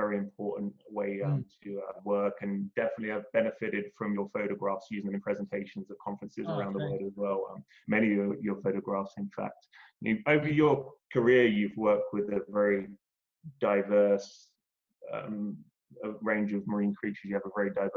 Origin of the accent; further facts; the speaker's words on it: London, United Kingdom; I grew up in London, UK